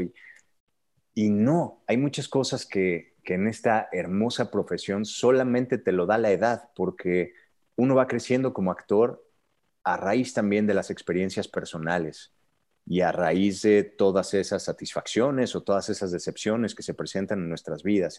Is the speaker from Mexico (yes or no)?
yes; Querétaro, Mexico; first language Spanish; yo vengo de Querétaro